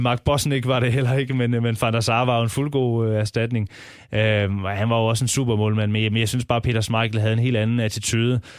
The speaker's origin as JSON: {"language": "Danish", "area": "Southern Jutland", "region": "Southern Denmark", "country": "Denmark", "said": "jeg er fra Sønderjylland"}